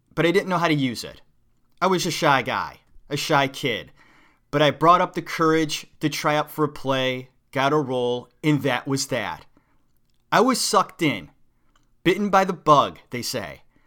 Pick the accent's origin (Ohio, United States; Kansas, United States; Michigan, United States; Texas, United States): Ohio, United States; Cleveland; moved away as an adult; also born or lived in New York City; I'm from Cleveland, a suburb of Cleveland.